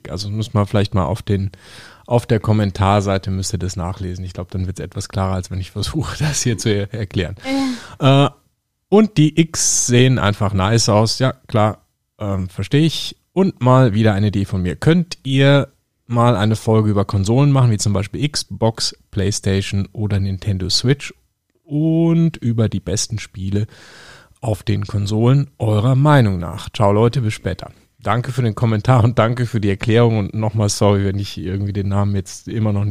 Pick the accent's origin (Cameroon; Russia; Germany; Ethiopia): Russia; Ich bin Russe und in Russland heißt vier Schittiri.